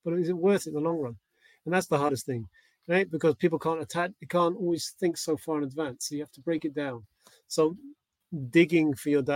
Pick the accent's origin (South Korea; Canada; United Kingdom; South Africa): United Kingdom; England; when I was growing up in England